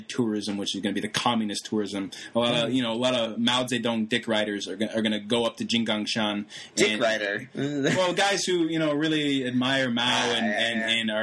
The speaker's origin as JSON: {"language": "English", "region": "Virginia", "country": "United States", "said": "I am from Virginia"}